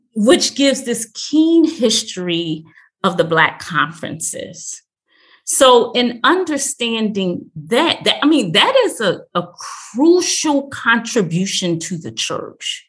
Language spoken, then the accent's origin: English; Philadelphia, Pennsylvania, United States; I'm from Philadelphia.